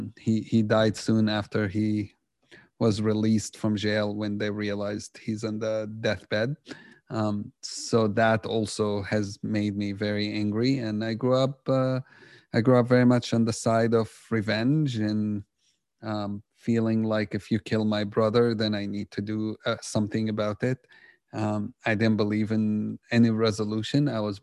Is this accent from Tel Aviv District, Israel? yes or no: no; Jerusalem, Jerusalem District, Israel; Growing up in Jerusalem, I was totally on the other side. And that's because just, you know, reality in Jerusalem, the things I grew up seeing have shaped a lot of what I believed.